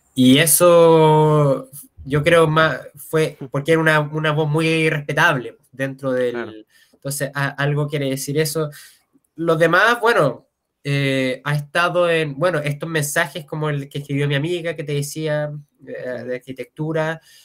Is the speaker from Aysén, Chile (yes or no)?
no; Santiago, Santiago Metropolitan Region, Chile; yo soy de Santiago